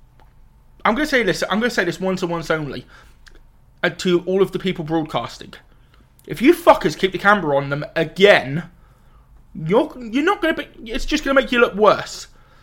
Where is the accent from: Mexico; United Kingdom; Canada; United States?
United Kingdom; England; But, you know, I'm going to say it because I'm British. Go England.